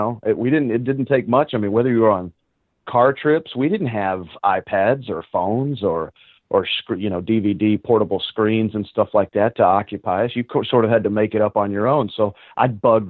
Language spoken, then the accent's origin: English; North Richland Hills, Texas, United States; Funny thing, I hated the Cowboys when I was growing up